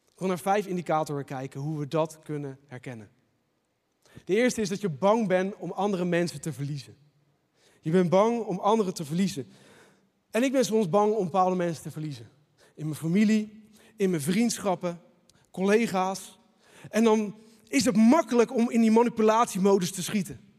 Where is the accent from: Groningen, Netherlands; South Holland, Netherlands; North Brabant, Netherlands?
South Holland, Netherlands; Leiden; Als echte Leidenaar